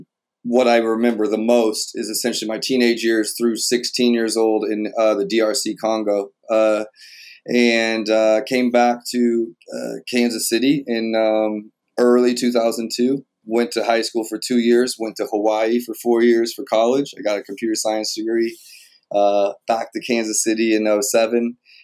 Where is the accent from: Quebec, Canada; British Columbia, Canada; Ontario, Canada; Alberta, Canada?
Quebec, Canada; Montreal; born there; I was born in Montreal, Quebec. My parents were there learning French